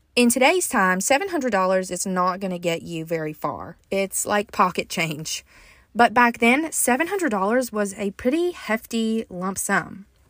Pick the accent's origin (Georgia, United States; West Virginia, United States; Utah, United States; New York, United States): West Virginia, United States; I live in a small town in southern West Virginia